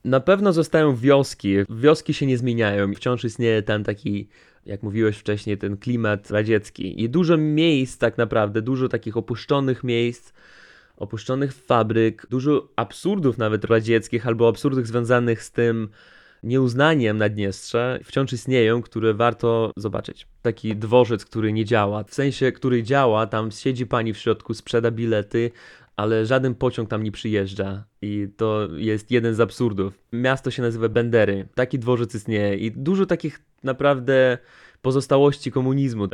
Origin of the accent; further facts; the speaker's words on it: Transnistria, Moldova; first language Russian; Polish is a second language; bo u nas ten kraj kraj się nazywa Pridnistrowie